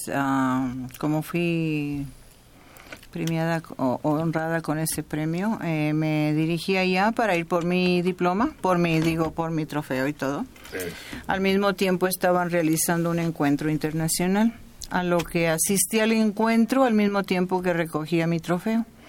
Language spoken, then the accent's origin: Spanish; Nuevo Laredo, Tamaulipas, Mexico; now in United States; Yo soy de, de México, de, de Nuevo Laredo.